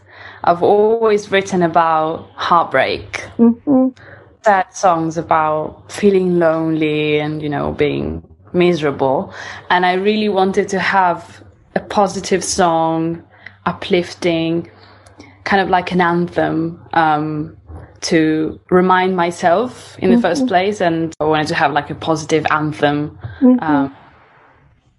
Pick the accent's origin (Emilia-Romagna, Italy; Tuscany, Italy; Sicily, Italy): Emilia-Romagna, Italy; Ferrara; moved away as an adult; now in London, United Kingdom; I was born in Italy and grew up there.